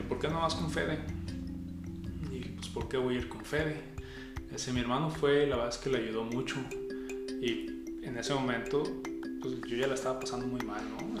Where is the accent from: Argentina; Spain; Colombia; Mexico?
Mexico; Guadalajara, Jalisco; Nací aquí en Guadalajara. Sí, nací aquí en Guadalajara.